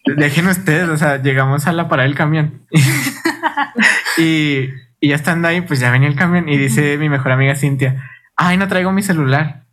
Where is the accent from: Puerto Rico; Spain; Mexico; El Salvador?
Mexico; Chihuahua; venimos de Chihuahua.